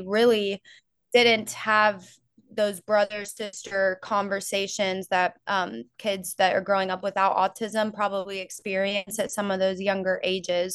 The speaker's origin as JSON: {"language": "English", "region": "Florida", "country": "United States", "tie": "born or raised there", "moved": "yes", "lives_now": "North Georgia, United States", "said": "I grew up in Florida"}